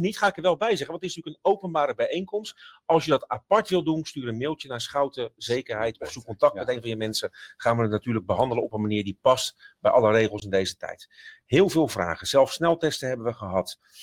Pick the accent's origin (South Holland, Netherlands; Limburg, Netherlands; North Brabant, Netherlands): South Holland, Netherlands; Rotterdam; ik kom van Zuid, van Rotterdam Zuid